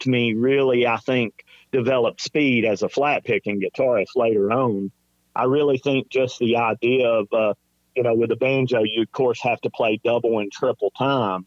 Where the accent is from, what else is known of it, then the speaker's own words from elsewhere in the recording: Dallas, Georgia, United States; also born or lived in Mableton, Georgia / Dahlonega, Georgia / Nashville, Tennessee; I was born in Dallas, Georgia, 1967, and grew up around the Dallas area